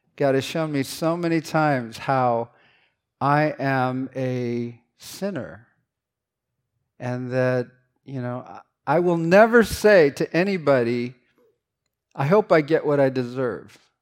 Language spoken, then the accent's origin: English; San Francisco, California, United States; English is a second language; I grew up in San Francisco, N, and not in a, in a kind of a sketchy neighborhood